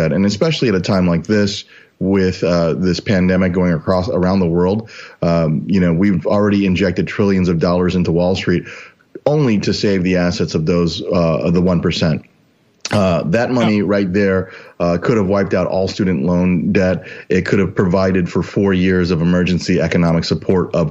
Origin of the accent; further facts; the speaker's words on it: St. Louis, Missouri, United States; moved away; also born or lived in South Korea / Omaha, Nebraska; So I was born in South Korea, but I grew up in North County, St. Louis, next door to Ferguson